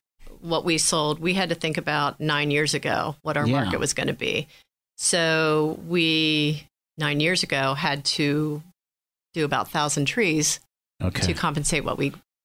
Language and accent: English; Harrisburg, Pennsylvania, United States; moved away as an adult; I grew up actually down in Harrisburg, Pennsylvania area.